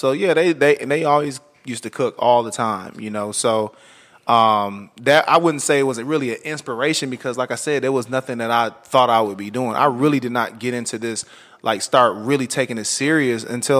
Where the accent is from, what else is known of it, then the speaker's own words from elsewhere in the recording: Flint, Michigan, United States; moved away as an adult; also born or lived in Detroit, Michigan / Atlanta; I'm from Flint, Michigan, originally.